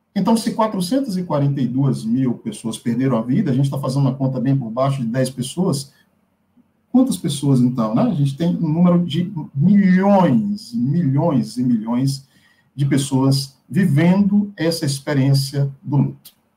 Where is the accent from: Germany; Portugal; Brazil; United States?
Brazil; interior of Bahia; moved away; Eu venho de uma cidade do interior da Bahia